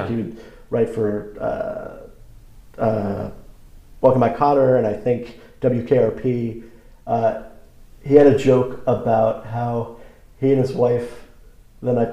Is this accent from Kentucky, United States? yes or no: no; Long Island, New York, United States; growing up on Long Island